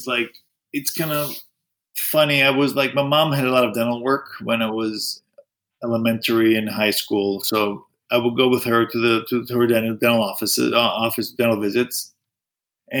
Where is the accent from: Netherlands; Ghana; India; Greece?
Greece; moved away; also born or lived in United States; I was born in the States, but I grew up in Greece.